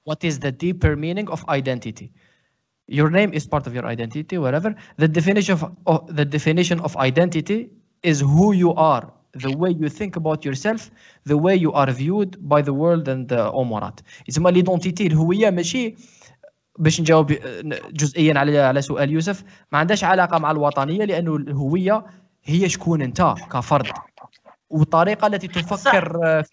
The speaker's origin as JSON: {"language": "Arabic", "country": "Algeria", "said": "انا جزائري فيها لمسه ميديتيرينيان فيها لمسه مغربيه"}